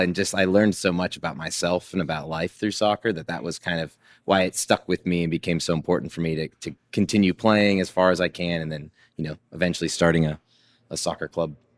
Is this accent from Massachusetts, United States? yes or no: no; Seattle, Washington, United States; my childhood of growing up in Seattle